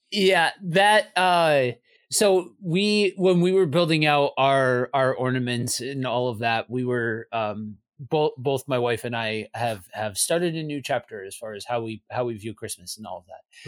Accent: Northeast, United States; moved away; also born or lived in Midwest; I'm from the Northeast, so we are a bit of a snow globe

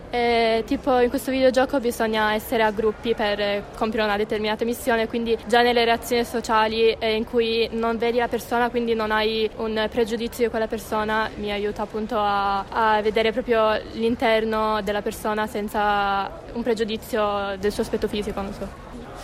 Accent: Collegno, Piedmont, Italy; anche io sono di Collegno

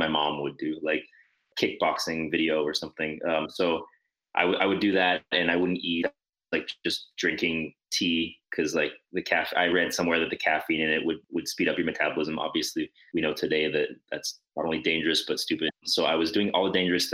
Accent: New Mexico, United States; moved away as an adult; now in Montreal, Canada; I'm originally from New Mexico

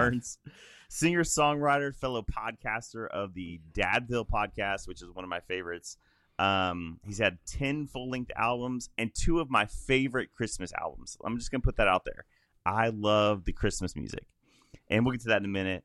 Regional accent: Illinois, United States; moved away as an adult; also born or lived in Middle Tennessee; I'm from Illinois originally

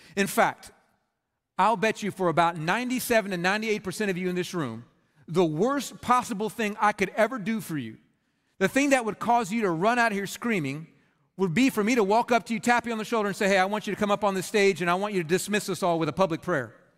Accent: Red Oak, Texas, United States; I grew up in Red Oak, Texas

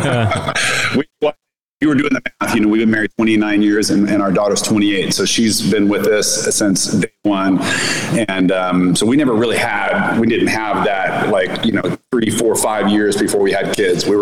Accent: Southern California, United States; moved away as an adult; also born or lived in Northern Indiana; now in Miami, United States; I was born and raised in Southern California

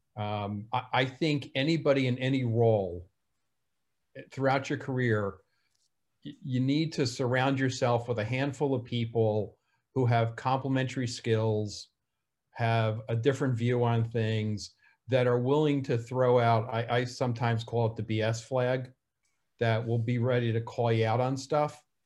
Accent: New Jersey, United States; accent: New Jersey; My New Jersey accent

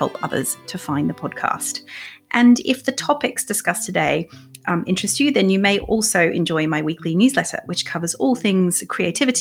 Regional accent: Australia; accent: Australian; moved away; I'm Australian. And so my accent might get stronger as the episode goes on.

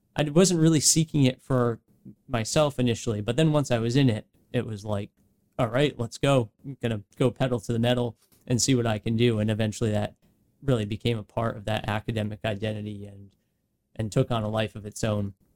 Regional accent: West Greenwich, Rhode Island, United States; Myself growing up, being raised in West Greenwich, born in Rhode Island.

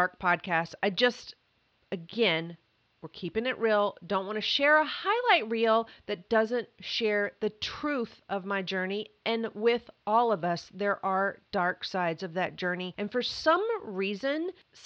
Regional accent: Mayfield, Kentucky, United States; also born or lived in Atlanta / Hilton Head; now in Los Angeles, United States; I grew up in Kentucky, Mayfield specifically. It's in western Kentucky. But before the age of five, we had moved three times

